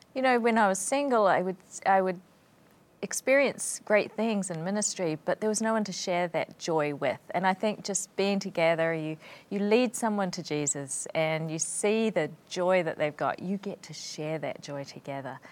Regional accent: New Zealand; moved away as an adult; also born or lived in Sheffield, England; I came from New Zealand

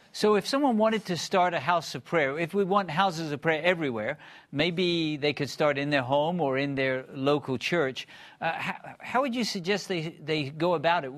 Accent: Bristol, South West England, United Kingdom; I grew up in Bristol, England

